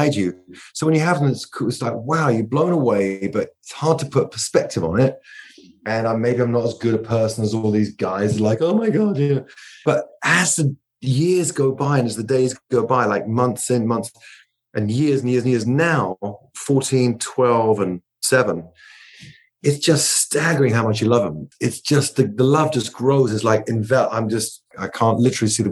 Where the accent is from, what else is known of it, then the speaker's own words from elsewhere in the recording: England, United Kingdom; I'm English